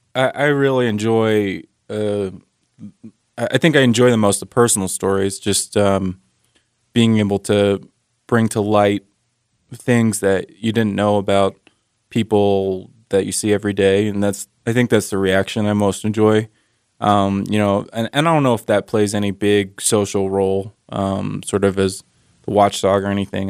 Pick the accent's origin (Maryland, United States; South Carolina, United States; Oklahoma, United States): Maryland, United States; now in Utah, United States; I'm from Maryland originally